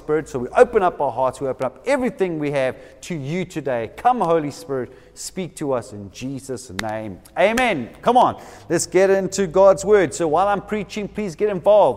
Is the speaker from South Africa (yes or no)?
yes; Durban, KwaZulu-Natal, South Africa; now in Cape Town, South Africa; I come from Durban. For some of you who didn't know that, I come from Durban.